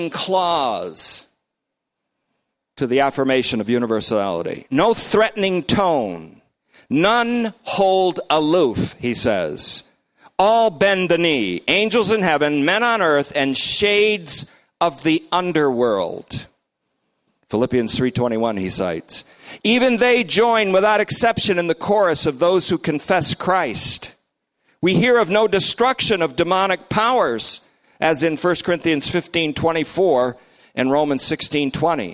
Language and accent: English; Vermont, United States; my guys that I grew up with in Vermont